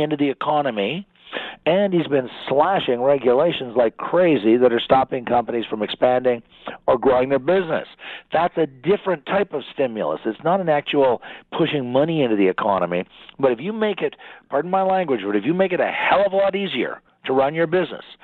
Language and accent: English; Ottawa, Ontario, Canada; I'm from Ottawa, of course.